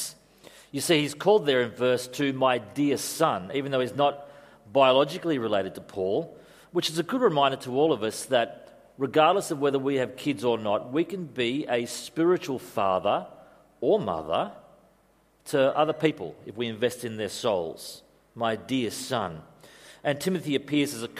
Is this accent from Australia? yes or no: yes; Australia; also born or lived in Europe; being Australian